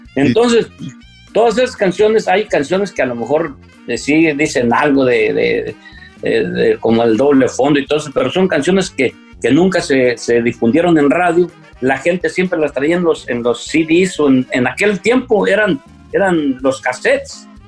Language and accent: Spanish; Tangancícuaro, Michoacán, Mexico; also born or lived in Yagualica, Jalisco; mi hermano Heraclio Pancho y yo nacimos en Yagualica, Jalisco, y de muy nos trajeron a, a Tangancícuaro, Michoacán